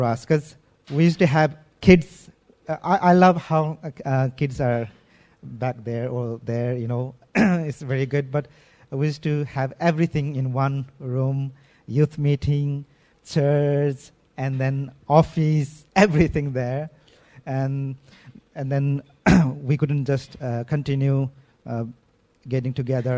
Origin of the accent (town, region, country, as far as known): Nepal; now in Damak, Nepal